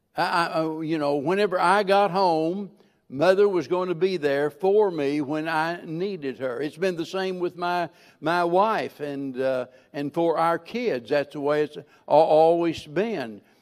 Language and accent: English; the Ozarks, United States; moved away; I was born and raised in the Ozarks, and I love it, and I'm going back